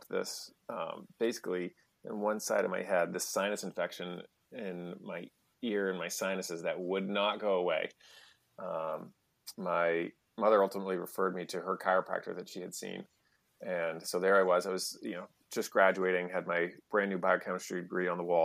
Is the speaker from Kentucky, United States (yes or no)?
no; New Hampshire, United States; also born or lived in outside Boston; now in Melrose, Massachusetts, United States; I grew up in New Hampshire